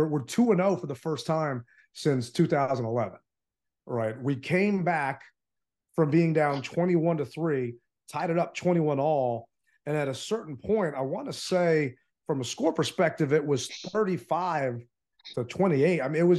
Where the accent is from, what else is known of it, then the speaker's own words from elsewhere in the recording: Philippines; I mean, I'm from the Philippines